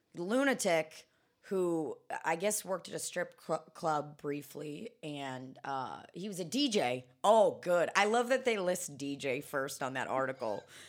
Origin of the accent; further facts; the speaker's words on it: Kansas City, Missouri, United States; moved away; I grew up in Kansas City